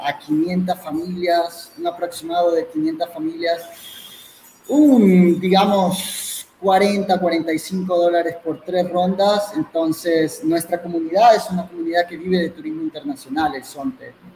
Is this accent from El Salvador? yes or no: yes; El Salvador; soy un salvadoreño